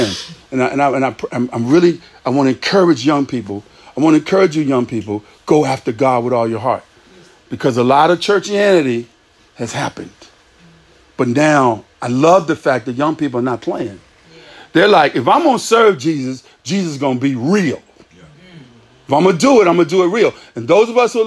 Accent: Virginia, United States; I'm from Virginia

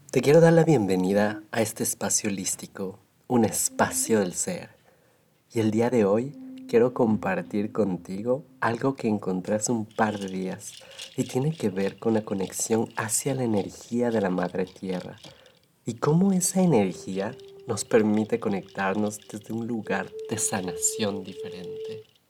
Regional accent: Ecuador; de donde yo soy en Ecuador

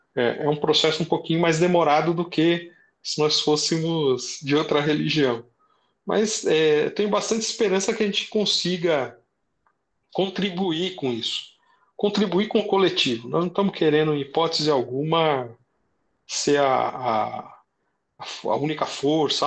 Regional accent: São Bernardo do Campo, São Paulo, Brazil; Eu nasci aqui no ABC, é, moro em São Bernardo desde que eu tinha seis anos de idade

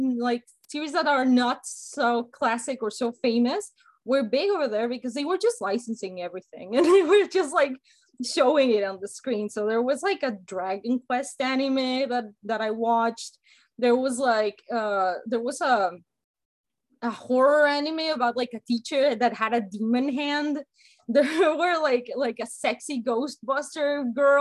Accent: Mexico; first language Spanish; English is a second language; now in United States; I grew up in Mexico

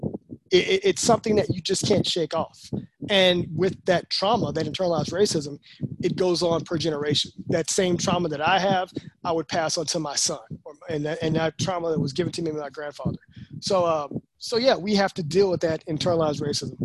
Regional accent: Texas, United States; I was from Texas.

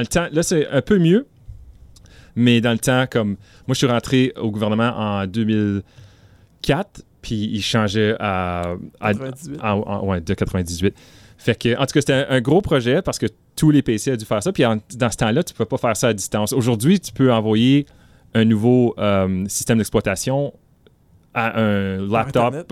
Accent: northern Ontario, Canada; also born or lived in Ottawa, Canada / Marathon, Ontario; je viens du nord de l'Ontario

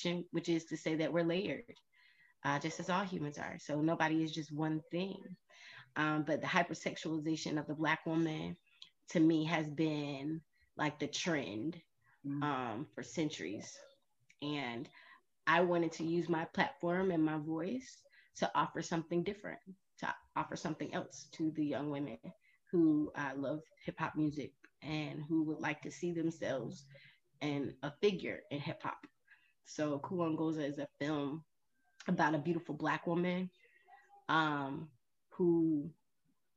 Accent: the South, United States; being from the South

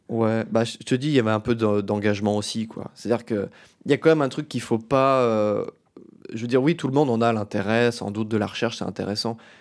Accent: Metz, Grand Est, France; Je viens de Metz, en Lorraine, en France

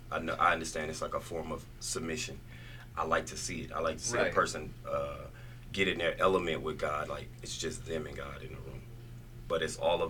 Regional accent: Tallulah, Louisiana, United States; now in Las Vegas, United States; I'm from Tallulah, Louisiana.

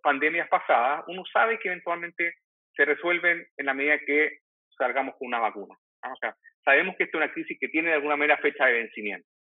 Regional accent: Chile; como diríamos en Chile

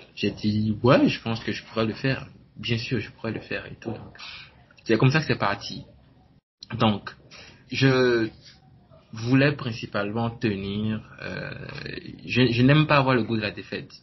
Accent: Benin; Je suis béninois, né, au Bénin.

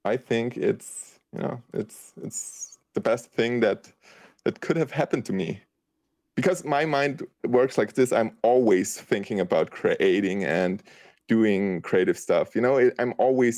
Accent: Austria; first language German; English is a second language; I'm from Austria

